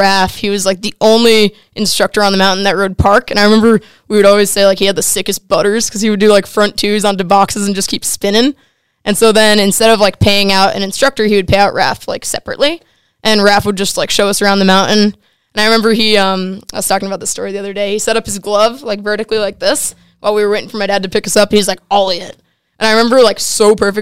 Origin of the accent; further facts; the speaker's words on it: Simsbury, Connecticut, United States; I grew up in Simsbury, Connecticut